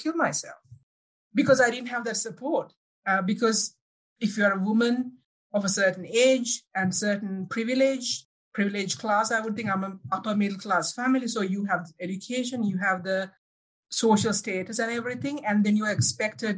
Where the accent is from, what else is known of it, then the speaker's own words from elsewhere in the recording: Sri Lanka; English is a second language; moved away as an adult; now in Alberta, Canada; I'm originally from Sri Lanka, now saying hello from Canada, Alberta.